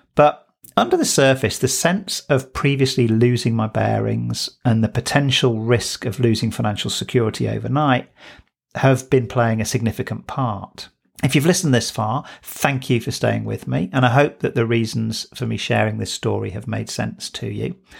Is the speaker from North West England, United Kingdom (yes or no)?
yes; Manchester, North West England, United Kingdom; I was born in Bowdoin, which is an affluent suburb in Manchester, South Manchester